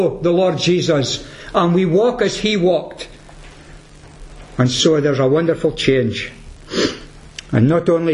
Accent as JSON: {"language": "English", "town": "Peterhead", "region": "Scotland", "country": "United Kingdom", "said": "I'm from Peterhead"}